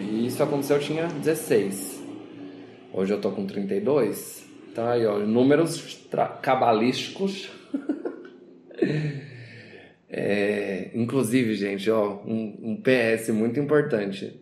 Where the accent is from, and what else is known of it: Brazil